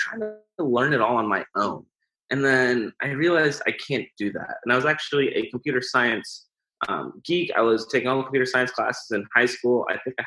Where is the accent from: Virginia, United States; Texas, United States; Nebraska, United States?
Nebraska, United States; Omaha; I'm from Omaha